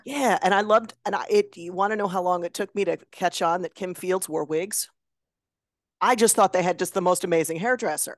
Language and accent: English; Chicago area, Illinois, United States; I'm from Chicago